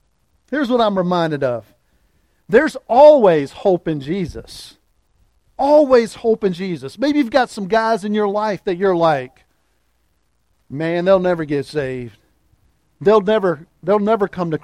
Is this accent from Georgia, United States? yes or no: no; Louisa, Virginia, United States; my hometown of Louisa, Virginia